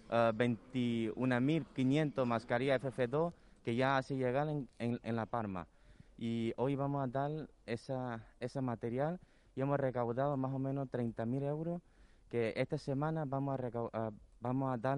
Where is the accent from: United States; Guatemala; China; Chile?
China; now in Canary Islands, Spain; ya vivimos aquí casi más tiempo que en China. Y somos una parte de Canarias